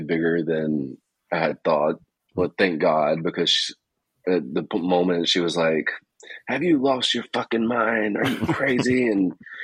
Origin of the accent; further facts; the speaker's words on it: Mississippi, United States; moved away as an adult; also born or lived in Alabama / Oahu, Hawaii / Ohio; I'm originally from Mississippi, born in Alabama, raised in Mississippi. Was there pretty much my whole life